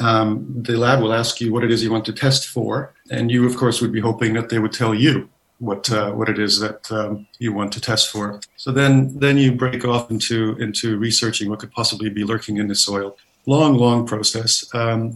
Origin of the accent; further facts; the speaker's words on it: Canada; moved away as an adult; now in London, United Kingdom; I'm Canadian, not from the south of us. I moved to the UK about 20 odd years ago